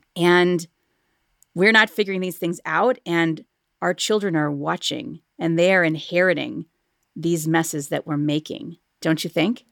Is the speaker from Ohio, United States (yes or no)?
yes; Cleveland, Ohio, United States; here in my hometown of Cleveland, Ohio